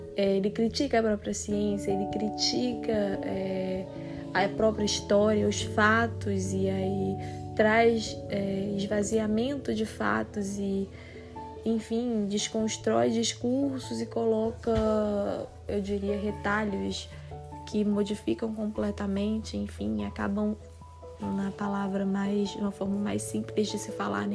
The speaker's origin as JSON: {"language": "Portuguese", "country": "Brazil", "said": "continuamos, né, nos identificando enquanto brasileiros"}